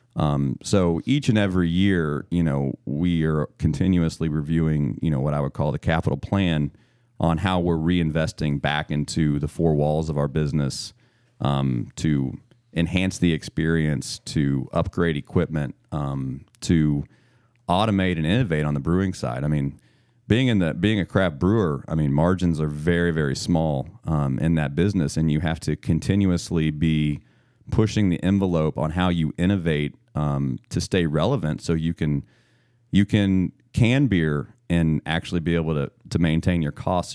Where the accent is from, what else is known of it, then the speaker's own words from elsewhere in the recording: Missouri, United States; now in Maryland, United States; I'm born and raised in Missouri, and, uh, I grew up eating pork steak